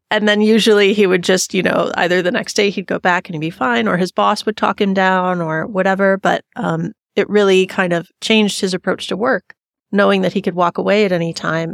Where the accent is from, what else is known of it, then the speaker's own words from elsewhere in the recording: Michigan, United States; now in Longmont, United States; I'm from Michigan, but I live here in Longmont now